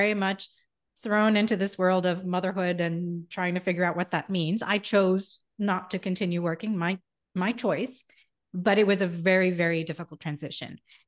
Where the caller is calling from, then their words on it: Miami, Florida, United States; I'm in Miami also.